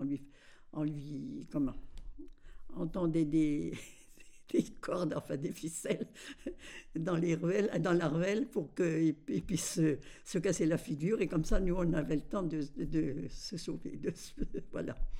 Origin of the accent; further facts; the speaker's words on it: Verpillières-sur-Ource, Grand Est, France; now in Colombé-le-Sec, France; Je suis née à Verpillière de, de Désiré Morel et, Georgette d'Espagne